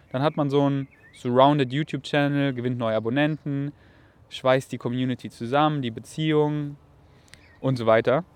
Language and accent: German; Bavaria, Germany; weil das sind so meine Wurzeln. Ich komme aus Bayern